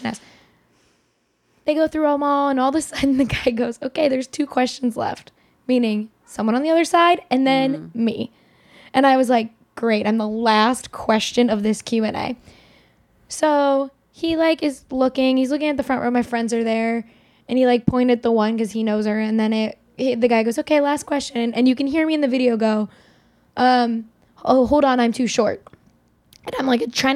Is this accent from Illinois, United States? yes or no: no; New York, United States; we're both from New York